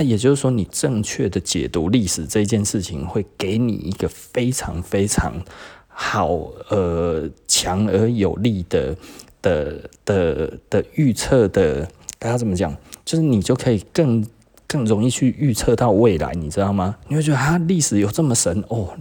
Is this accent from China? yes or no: no; Taiwan; 我们台湾人